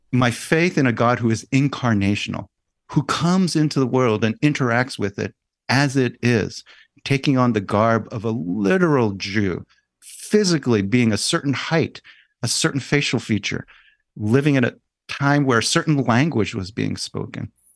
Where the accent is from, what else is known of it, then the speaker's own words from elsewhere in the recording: New York City, New York, United States; I was born in New York City